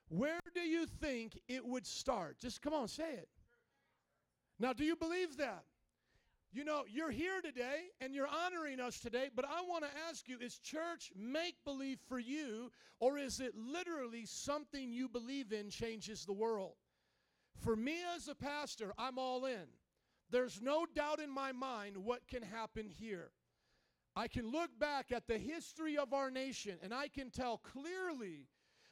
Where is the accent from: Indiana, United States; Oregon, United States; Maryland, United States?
Indiana, United States; Fort Wayne; moved away as an adult; now in Chicago, United States; I grew up in Fort Wayne, Indiana